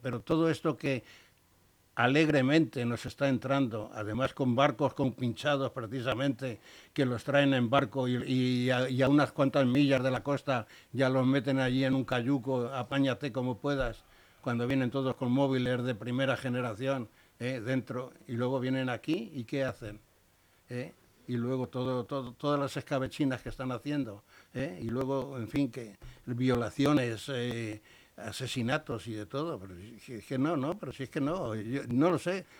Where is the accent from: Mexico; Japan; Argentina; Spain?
Spain; soy un español